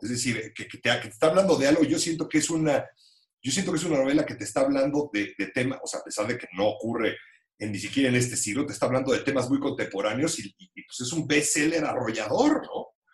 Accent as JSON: {"language": "Spanish", "region": "Mexico City", "country": "Mexico", "said": "yo como chilango"}